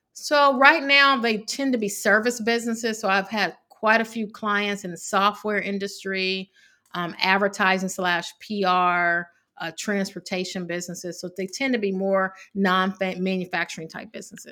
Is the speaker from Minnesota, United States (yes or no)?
no; Evansville, Indiana, United States; moved away; I grew up in Evansville, Indiana